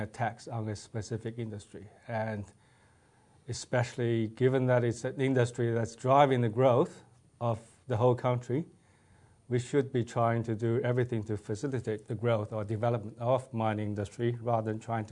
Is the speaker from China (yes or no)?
yes; Nanjing, Jiangsu, China; moved away as an adult; also born or lived in Western Australia; now in Australia; I was born in China and grew up in China until I was 22 years of age.